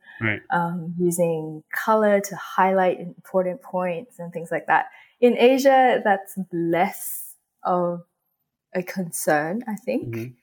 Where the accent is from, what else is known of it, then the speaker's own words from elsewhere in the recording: Australia; also born or lived in Hong Kong; I was born in Hong Kong, but I grew up in Australia.